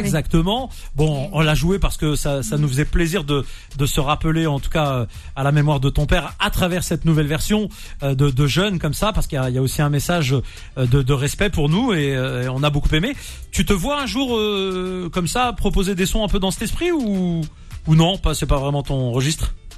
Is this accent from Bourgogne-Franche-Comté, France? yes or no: no; Nantes, Pays de la Loire, France; je suis nantais